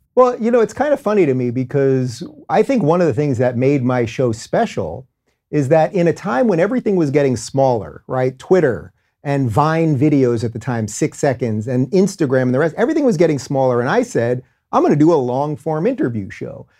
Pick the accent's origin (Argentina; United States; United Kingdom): United States; Long Island, New York; also born or lived in Brooklyn, New York / Manhattan, New York; I grew up in Long Island